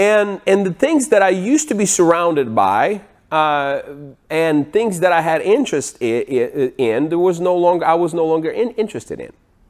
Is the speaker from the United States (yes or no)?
no; Ukraine; Now, I was born in 1982 in Ukraine. I lived on the farm.